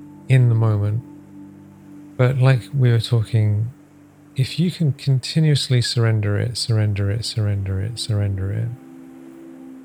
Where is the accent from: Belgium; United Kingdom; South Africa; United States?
United Kingdom; England; also born or lived in Africa; I moved from Africa to England when I was a young boy